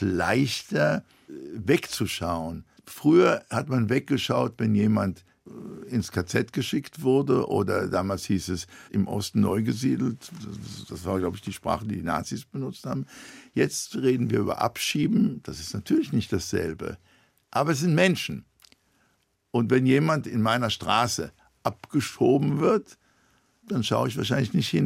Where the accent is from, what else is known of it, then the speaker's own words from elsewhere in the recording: Israel; moved away as an adult; now in London, United Kingdom; ich bin in damals noch Palästina geboren